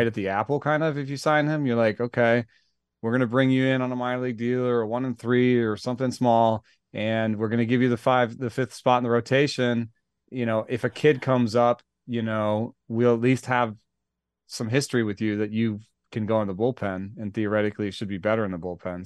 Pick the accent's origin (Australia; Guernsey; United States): United States; Atlanta, Georgia; I grew up in Atlanta